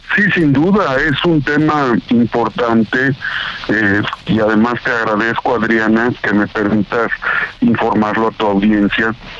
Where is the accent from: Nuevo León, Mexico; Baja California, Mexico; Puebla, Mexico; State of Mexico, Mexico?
Puebla, Mexico; Izúcar de Matamoros; yo nací en Izúcar de Matamoros, Puebla